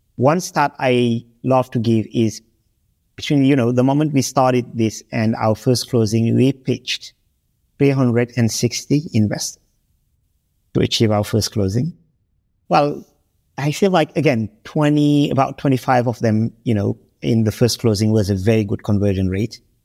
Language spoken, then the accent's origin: English; Senegal; moved away as an adult; also born or lived in Europe / United States / United Kingdom; I grew up in Senegal, this small, francophone West African country